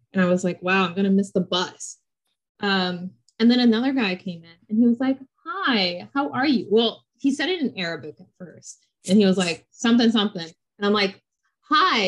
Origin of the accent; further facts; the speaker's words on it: United States; I was born and raised in America